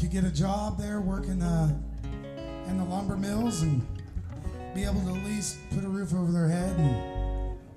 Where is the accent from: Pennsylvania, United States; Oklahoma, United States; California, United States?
California, United States; Siskiyou County; moved away; the place I grew up down in Siskiyou County.